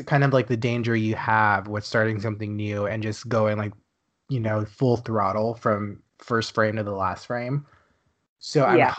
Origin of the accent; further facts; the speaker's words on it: Texas, United States; also born or lived in Dallas; now in Los Angeles, United States; I live in Los Angeles. I'm from Texas